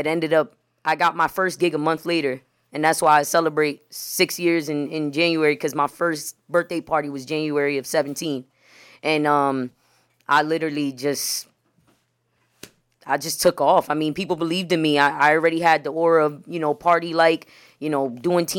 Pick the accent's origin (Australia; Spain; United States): United States; Bethlehem, Pennsylvania; Bethlehem. Bethlehem, Southside, Pennsylvania.